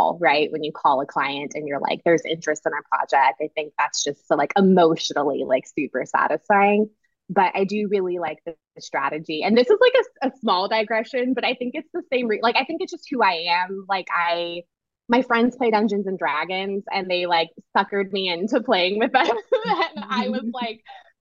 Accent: Southern California, United States; I grew up in Southern California

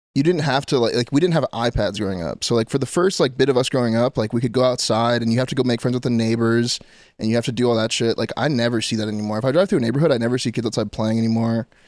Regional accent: Orange County, California, United States; I'm from Orange County

